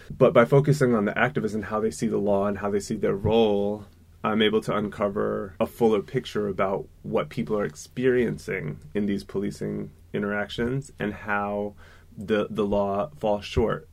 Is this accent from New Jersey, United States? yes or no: yes; New Jersey, United States; moved away as an adult; also born or lived in Germany; I grew up in New Jersey